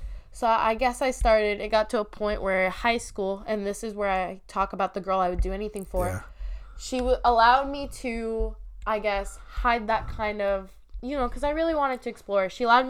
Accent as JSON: {"language": "English", "country": "United States", "tie": "born or raised there", "said": "Muslim, so it's a very strict kind of setting. But yeah. I grew up in America, so it's super conflicting"}